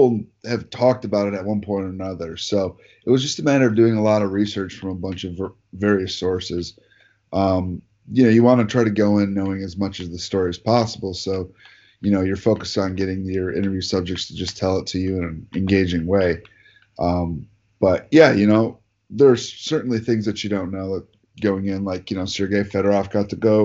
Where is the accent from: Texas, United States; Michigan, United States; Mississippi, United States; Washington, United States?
Michigan, United States; just outside of Detroit; I grew up here in Michigan, just outside of Detroit